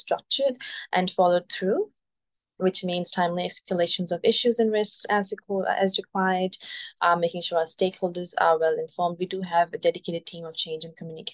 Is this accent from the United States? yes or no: no; Pakistan; moved away as an adult; now in Australia; I am originally from Pakistan. I came to Australia as an international student in 2015.